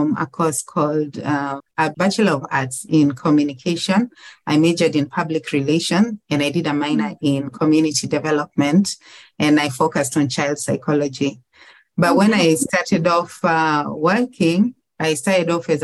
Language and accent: English; Mwanza, Tanzania; moved away as an adult; now in Kenya; I was born in a town called Mwanza in Tanzania. So that is south of Kenya